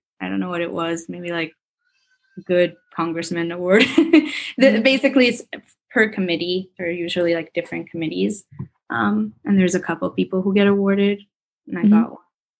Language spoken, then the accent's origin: English; New York City, New York, United States; Since I grew up in New York City, it was kind of nice because our Model UN was at the United Nations headquarters in New York.